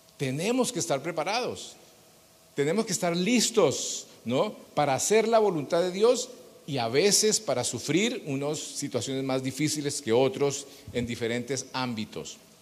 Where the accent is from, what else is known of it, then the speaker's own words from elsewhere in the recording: Bogotá, Colombia; somos colombianos, bogotanos